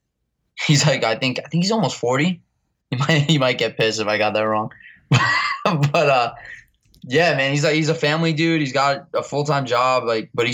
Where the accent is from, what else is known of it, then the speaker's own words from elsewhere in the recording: New York City, New York, United States; I'm from Staten Island, but I basically grew up going to all the shows in New York City and Brooklyn